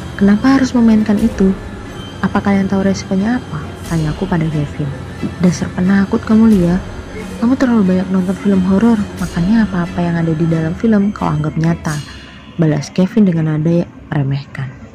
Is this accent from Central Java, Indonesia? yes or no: yes; Surakarta, Central Java, Indonesia; Saya berasal dari kota Solo.